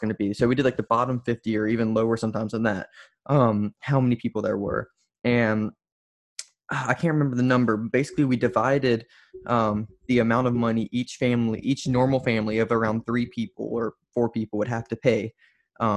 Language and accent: English; Louisiana, United States; I come from Louisiana, where everyone's a Republican